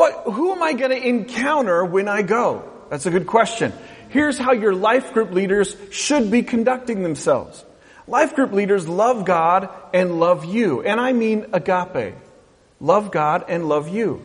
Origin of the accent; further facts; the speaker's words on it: West Coast, United States; I grew up on the West Coast